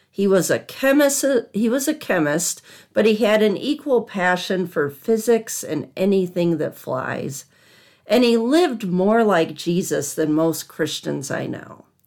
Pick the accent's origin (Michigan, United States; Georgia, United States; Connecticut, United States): Michigan, United States; Southwest; also born or lived in outside of Chicago, Illinois; I grew up in Southwest Michigan